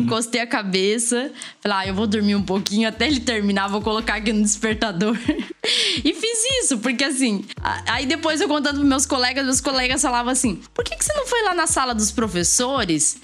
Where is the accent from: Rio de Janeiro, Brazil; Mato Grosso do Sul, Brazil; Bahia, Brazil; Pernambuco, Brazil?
Mato Grosso do Sul, Brazil; moved away as an adult; also born or lived in Paraná; now in São Paulo, Brazil; eu sou do Mato Grosso do Sul